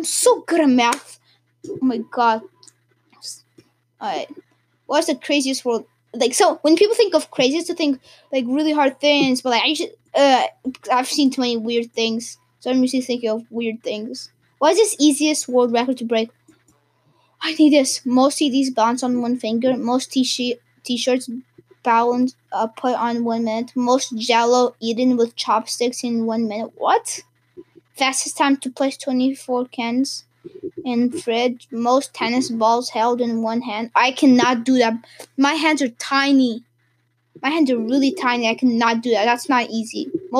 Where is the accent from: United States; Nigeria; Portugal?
Portugal; When I was in Portugal, because I'm from Portugal, and it's during Christmas, because my family, we go for winter break to Portugal to celebrate Christmas with the rest of my family.